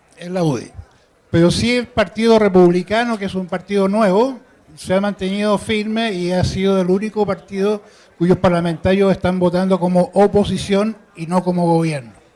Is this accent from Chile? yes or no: yes; Chile; yo soy chileno